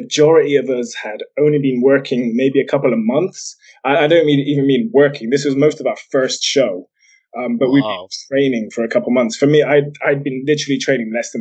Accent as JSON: {"language": "English", "town": "Bristol", "region": "South West England", "country": "United Kingdom", "accent": "mongrel accent that nobody can quite place", "said": "I'm actually from Bristol in England."}